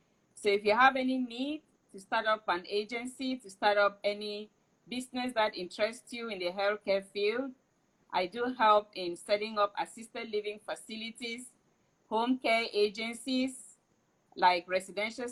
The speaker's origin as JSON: {"language": "English", "country": "Cameroon", "moved": "yes", "said": "I am from Cameroon"}